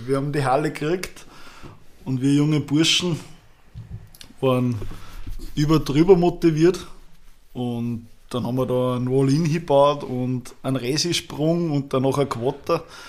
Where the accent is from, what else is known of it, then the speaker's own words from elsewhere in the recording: Schörfling am Attersee, Upper Austria, Austria; Bei uns gibt's in Schärfling ein Mattersee, also wo ich her bin